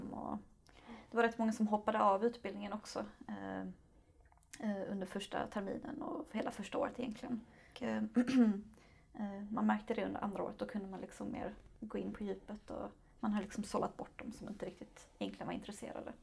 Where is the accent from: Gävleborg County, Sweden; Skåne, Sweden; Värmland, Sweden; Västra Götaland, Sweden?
Skåne, Sweden; Lund; also born or lived in Malmö; jag är född och uppvuxen i Lund